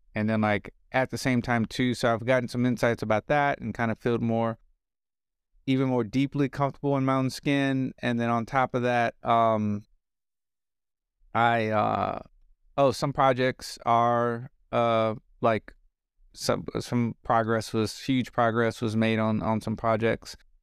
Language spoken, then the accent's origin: English; New Orleans, Louisiana, United States; I was born in New Orleans.